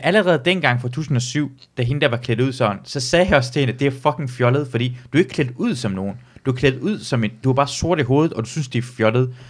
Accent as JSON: {"language": "Danish", "area": "near Aalborg", "region": "North Denmark Region", "country": "Denmark", "tie": "born or raised there", "said": "hvor jeg voksede op ind, så, så plejer jeg altid at sige, at uden for Aalborg, en by, der hedder Lykstør"}